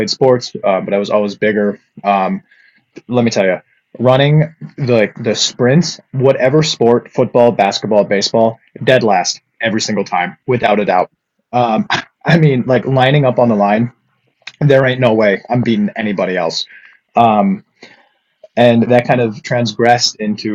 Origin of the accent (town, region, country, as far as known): Upper Peninsula of Michigan, United States; moved away as an adult